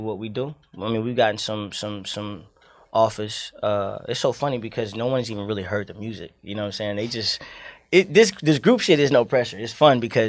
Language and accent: English; Miami, Florida, United States; now in Atlanta, United States; I was raised in Liberty City for some time